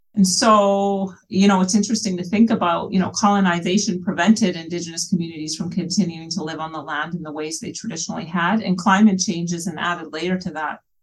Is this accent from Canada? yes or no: yes; British Columbia, Canada; also born or lived in Sucker Creek First Nation, Alberta; now in New Brunswick, Canada; I'm from British Columbia.